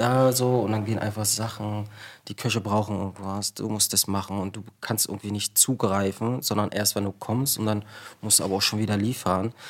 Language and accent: German; Berlin, Germany; ich komme ähm, aus Ostberlin